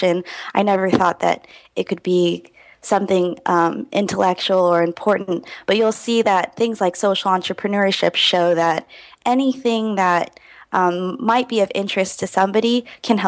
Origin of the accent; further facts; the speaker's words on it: Houston, Texas, United States; I grew up in Houston, Texas